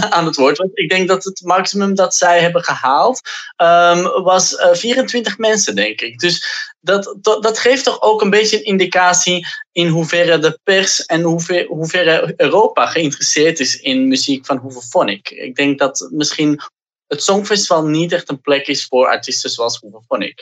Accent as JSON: {"language": "Dutch", "town": "Antwerp", "region": "Flanders", "country": "Belgium", "tie": "born or raised there", "said": "dat is ook mijn geboortestad"}